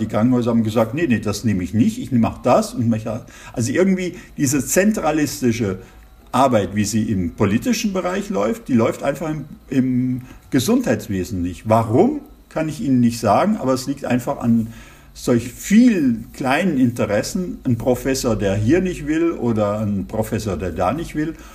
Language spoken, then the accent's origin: German; Germany; moved away as an adult; also born or lived in Giessen, Germany; now in Colmar, France; als Deutscher